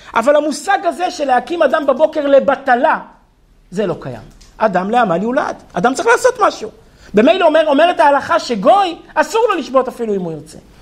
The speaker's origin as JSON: {"language": "Hebrew", "country": "Israel", "tie": "born or raised there", "said": "אני נולדתי כמושבניק"}